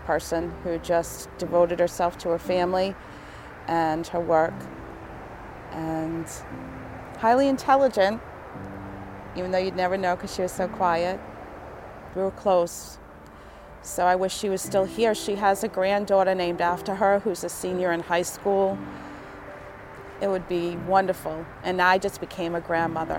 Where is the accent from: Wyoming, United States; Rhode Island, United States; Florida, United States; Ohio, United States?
Rhode Island, United States; West Warwick; I'm from West Warwick